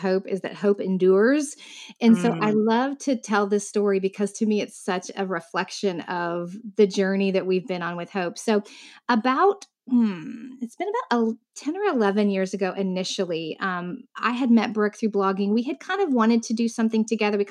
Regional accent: Southern Indiana, United States; now in Central Florida, United States; I grew up in the Midwest though. I grew up in Indiana, Southern Indiana.

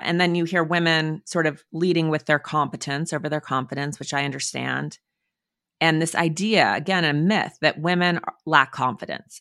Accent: Montana, United States; I grew up in Montana, in the woods

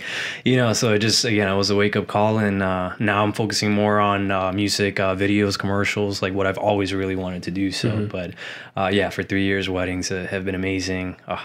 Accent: Puerto Rico; now in Orlando, United States; I've lived in Orlando, Florida for around 20 now, and I come from the beautiful island of Puerto Rico

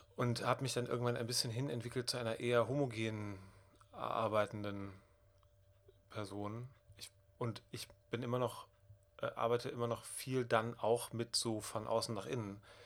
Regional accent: Bonn, North Rhine-Westphalia, Germany; Ich komme aus der Gegend, ich bin damit aufgewachsen

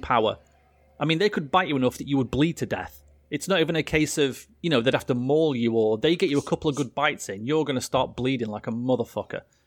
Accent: England, United Kingdom; I'm English

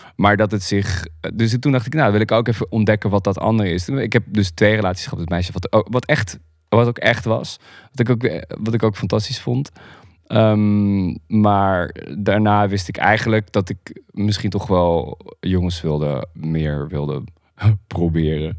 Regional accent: Groningen, Netherlands; also born or lived in Harkstede; Ik ben opgegroeid in, eh, in Groningen. Ik ben geboren in Groningen, in, eh, in Beiem

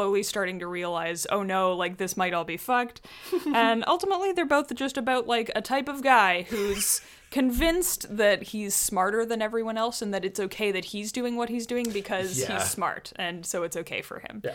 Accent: Canada; I'm our Canadian friend.

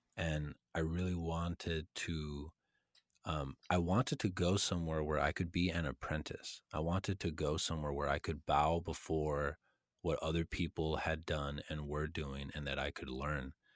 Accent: a town in Texas north of Austin, United States; moved away as an adult; I was living in a town in Texas that was about an hour and 15 minutes north of Austin

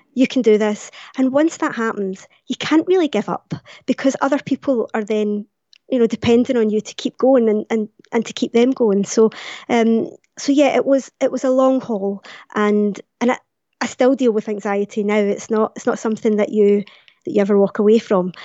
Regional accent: Glasgow, Scotland, United Kingdom; born or raised there

